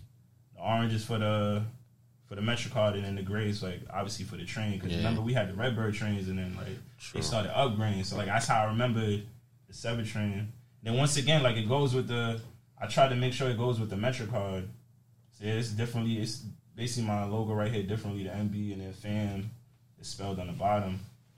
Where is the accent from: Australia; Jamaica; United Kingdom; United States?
Jamaica; So I'm Jamaican, you feel me? My family, like, I'm born in Jamaica.